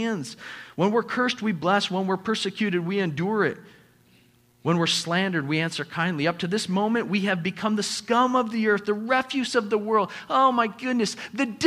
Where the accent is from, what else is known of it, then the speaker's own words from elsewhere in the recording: United States; also born or lived in Papua New Guinea; us as the American church